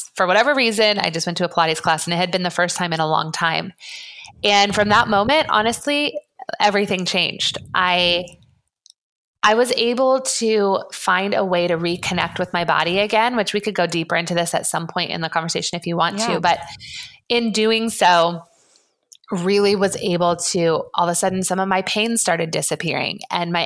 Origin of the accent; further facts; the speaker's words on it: Colorado, United States; now in Santa Barbara, United States; I was born in Colorado, grew up as an athlete